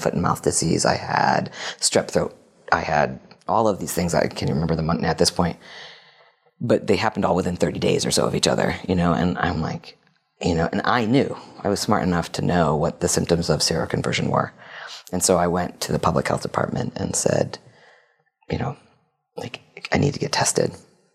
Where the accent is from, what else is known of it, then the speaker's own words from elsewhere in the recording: New Haven, Connecticut, United States; I actually grew up in Connecticut near New Haven